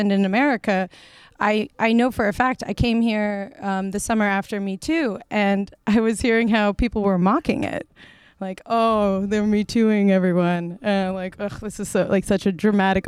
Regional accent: Philadelphia, Pennsylvania, United States; moved away as an adult; also born or lived in Winterthur, Switzerland / New York; now in Switzerland; growing up in Philadelphia

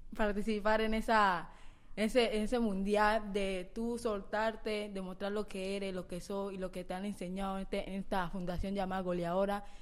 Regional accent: Colombia; en nuestro país

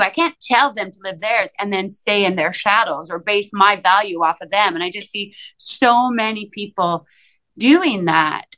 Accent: Saskatchewan, Canada; I grew up in small town Saskatchewan, a town of like 5,000 people

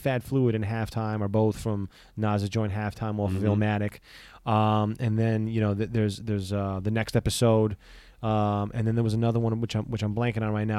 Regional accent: Astoria, New York, United States; They're literally, you know, maybe 5-6 blocks from where I grew up in Astoria.

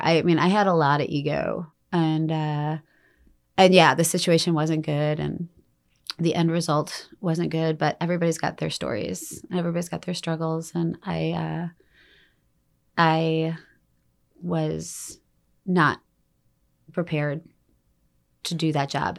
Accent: Detroit, Michigan, United States; moved away; also born or lived in Denali, Alaska; I grew up in Detroit

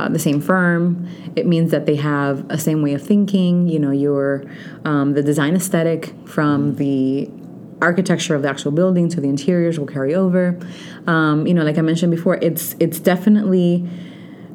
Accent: Orlando, Florida, United States; English is a second language; also born or lived in Dominican Republic; now in South Florida, United States; I actually went to school in Central Florida because I'm from Orlando

